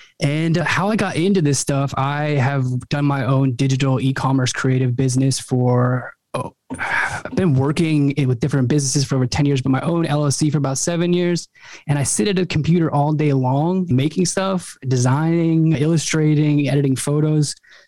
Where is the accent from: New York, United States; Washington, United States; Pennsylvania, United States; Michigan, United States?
Pennsylvania, United States; Northwest; also born or lived in North Carolina; now in Indiana, United States; I grew up in Northwest Pennsylvania, about halfway in between Lake Erie and Pittsburgh, middle of nowhere, Rust Belt town.